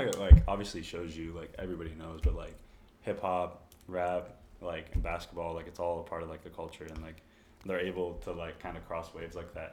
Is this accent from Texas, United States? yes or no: yes; Corpus Christi, Texas, United States; moved away; also born or lived in Dallas, Texas / Rio Grande Valley, Texas; I moved uh, to Corpus Christi, graduated from high school there